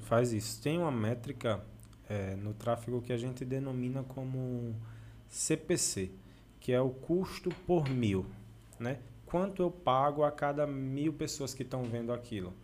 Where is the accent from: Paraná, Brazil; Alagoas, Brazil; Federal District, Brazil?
Alagoas, Brazil; Delmiro Gouveia; E a gente, como delmirense, como sertanejo